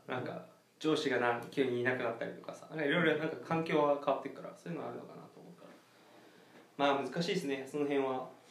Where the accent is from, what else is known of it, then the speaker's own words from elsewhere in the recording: Okinawa, Japan; 俺沖縄出身だから